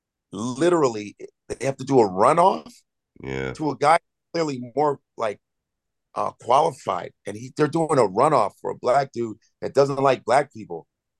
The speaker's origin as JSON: {"language": "English", "town": "Chicago", "region": "Illinois", "country": "United States", "tie": "born or raised there", "said": "I grew up in Chicago, and, you know, you got the most segregated city in the country, Chicago."}